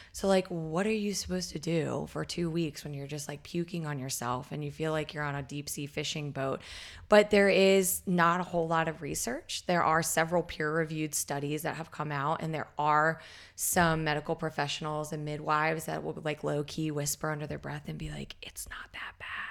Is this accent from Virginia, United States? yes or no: yes; Southeast Virginia, United States; I was growing up in Southeast Virginia